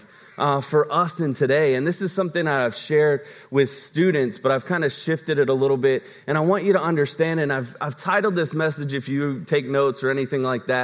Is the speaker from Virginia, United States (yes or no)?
yes; Virginia, United States; moved away; my hometown in Virginia